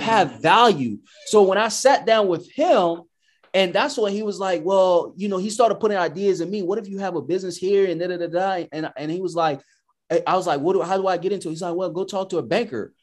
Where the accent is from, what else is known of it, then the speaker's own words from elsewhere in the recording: United States; I'm American